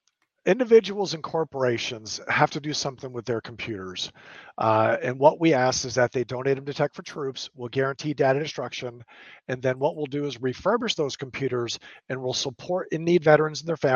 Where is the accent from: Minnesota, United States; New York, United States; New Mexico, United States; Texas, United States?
Texas, United States; San Antonio; also born or lived in Lufkin, Texas / Cherry Point, North Carolina; I grew up in San Antonio. And then my parents moved me to a little small town called Lufkin, Texas, my 11th year, right? So as I was a junior